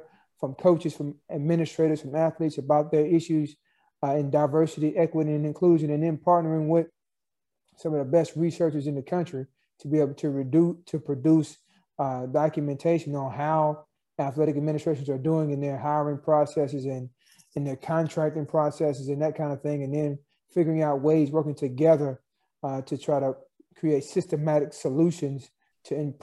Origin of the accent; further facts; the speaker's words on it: Martin, Tennessee, United States; I grew up in Tennessee, and regardless of the history of the state and even the social segregation that may have been experienced in a town like Martin, Tennessee, where I'm from